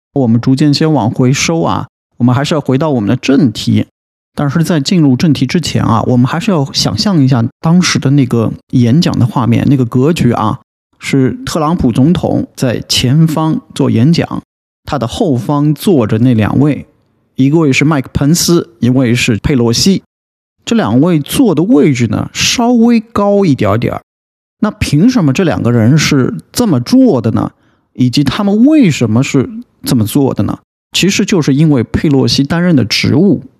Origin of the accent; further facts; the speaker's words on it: China; 我们中国人